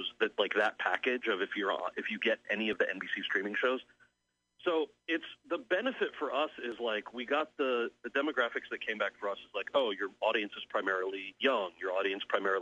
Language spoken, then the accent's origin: English; outside of New York City, United States; I grew up outside of New York City